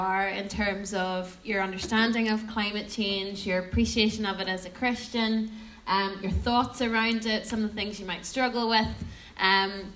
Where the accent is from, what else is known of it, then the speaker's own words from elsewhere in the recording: Portadown, Northern Ireland, United Kingdom; also born or lived in Lurgan / Guildford; I'm from Portadown for my sins, and now living in Guildford for my sins